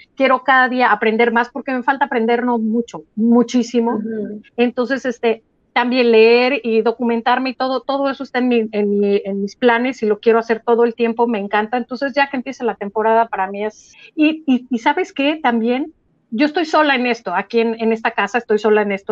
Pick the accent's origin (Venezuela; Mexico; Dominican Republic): Mexico; como mexicanas